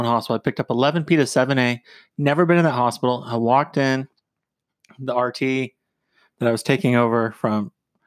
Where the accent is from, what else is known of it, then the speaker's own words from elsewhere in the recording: Phoenix, Arizona, United States; moved away as an adult; I was born and raised in Phoenix